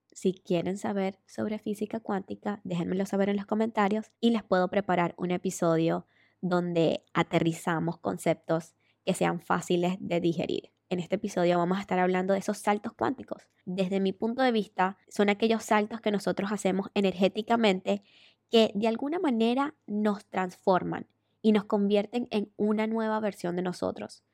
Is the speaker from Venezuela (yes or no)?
yes; Venezuela; moved away as an adult; emigré de Venezuela porque me robaron con pistola